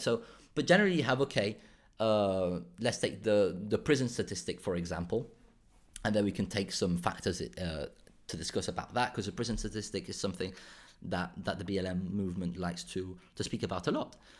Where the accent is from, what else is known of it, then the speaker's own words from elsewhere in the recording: Málaga province, Andalusia, Spain; also born or lived in Ronda, Spain; I was born in Ronda, which is the Málaga province, but I grew up in a small town in Spain, in southern Spain, in Málaga.